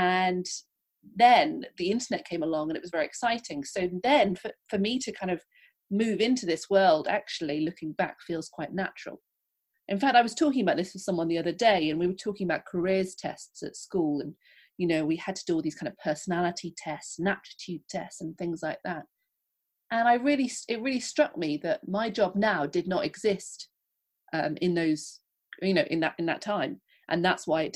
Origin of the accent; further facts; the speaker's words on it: England, United Kingdom; also born or lived in London; as you can tell probably from my accent, I am from England. I live in London